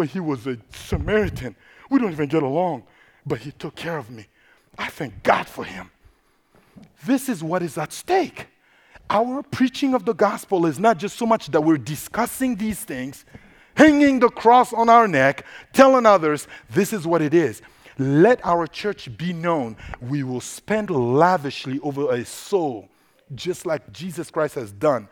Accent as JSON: {"language": "English", "country": "Central African Republic", "first_language": "Sango", "second_language": "English", "moved": "yes", "said": "I am originally from the Central African Republic, located in the heart of Africa."}